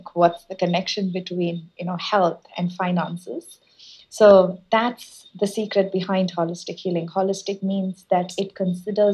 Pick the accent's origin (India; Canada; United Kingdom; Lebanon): India; moved away as an adult; also born or lived in United States; I was born and brought up in India. And when I went to US for my master's degree